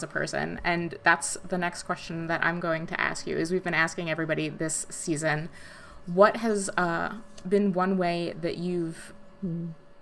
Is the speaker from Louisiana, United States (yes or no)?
no; New Jersey, United States; also born or lived in mid-Michigan; now in Michigan, United States; growing up in like North Jersey